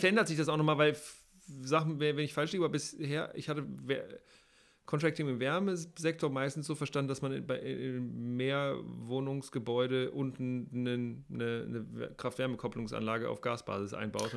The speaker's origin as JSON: {"language": "German", "region": "Hamburg", "country": "Germany", "said": "ich komme aus Hamburg"}